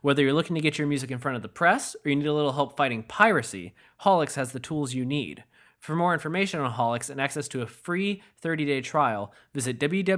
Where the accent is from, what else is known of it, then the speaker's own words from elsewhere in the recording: Michigan, United States; now in Massachusetts, United States; I'm not a Massachusetts native or anything, but yeah.